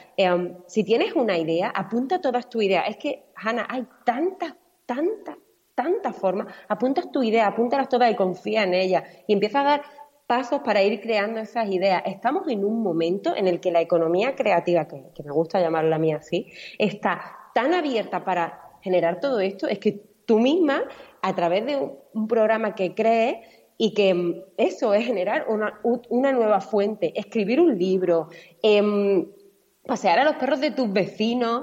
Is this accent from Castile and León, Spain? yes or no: no; Málaga, Andalusia, Spain; now in Mallorca, Spain; Yo vivo en Mallorca, soy malagueña